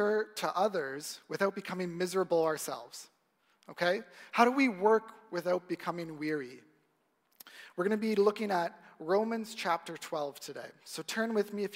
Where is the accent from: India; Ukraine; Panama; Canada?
Canada; Ajax, Ontario; I grew up in Ajax, so not too far from here